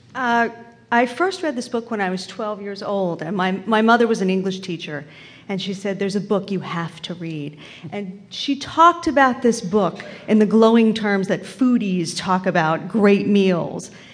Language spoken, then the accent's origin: English; the South, United States; I grew up in the South